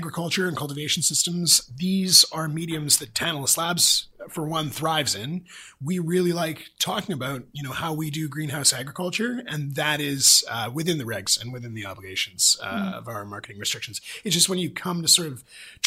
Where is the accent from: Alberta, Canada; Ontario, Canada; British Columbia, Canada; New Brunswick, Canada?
British Columbia, Canada; as British Columbians